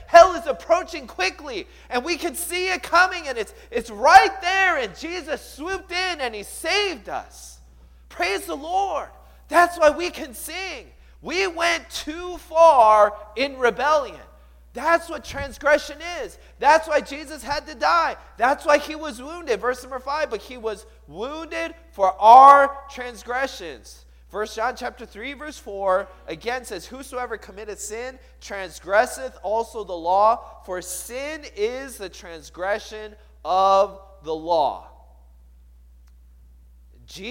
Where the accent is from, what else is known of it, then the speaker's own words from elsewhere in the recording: Seattle, Washington, United States; I grew up in the Seattle area. And I moved there when I was 8 years old.